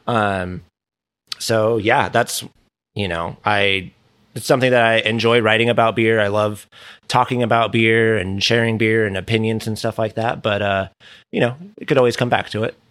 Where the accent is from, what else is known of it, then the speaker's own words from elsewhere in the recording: Southern California, United States; also born or lived in Dana Point, Orange County / Richmond, Virginia; born and raised here in, uh, Southern California.